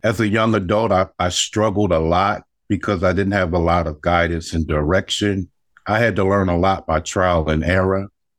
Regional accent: Alabama, United States; you know, I grew up in Alabama during the 1960s at the beginning of the civil rights movement.

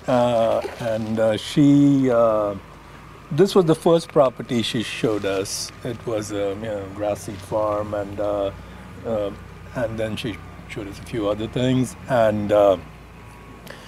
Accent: India; moved away as an adult; also born or lived in Alabama / Texas; now in Oregon, United States; I grew up in India, which doesn't really have a wine culture

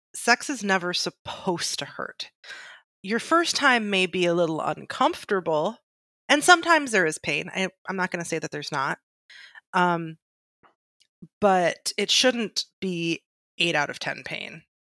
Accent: Michigan, United States; I'm pure Michigan, I'm from Michigan

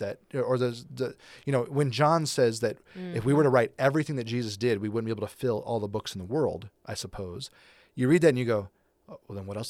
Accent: England, United Kingdom; Because we're English, you know, we're very white and very English

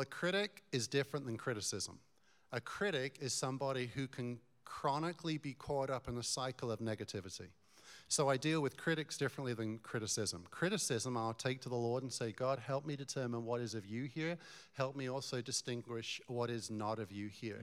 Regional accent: Newmarket, East of England, United Kingdom; moved away as an adult; now in Colorado, United States; I was born in Newmarket

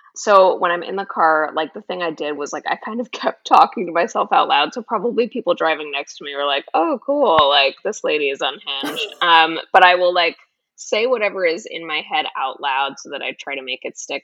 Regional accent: Florida, United States; moved away as an adult; also born or lived in Boston / New York City; now in Los Angeles, United States; I grew up in Florida

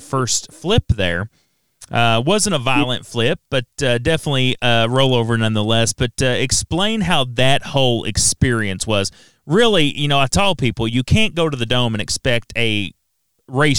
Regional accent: Shepherdsville, Kentucky, United States; I'm from Shepherdsville, Kentucky. You know, I grew up here

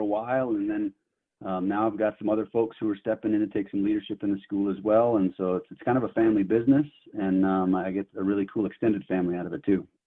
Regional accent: near Yosemite, Central California, United States; moved away as an adult; now in Billings, United States; I grew up in Central California, just outside of the of Yosemite Park up in the mountains

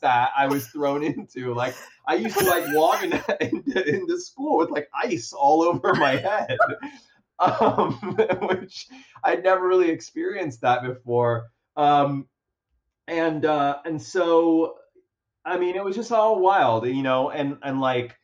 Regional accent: Miami, Florida, United States; moved away as an adult; also born or lived in Chicago; I was from Miami

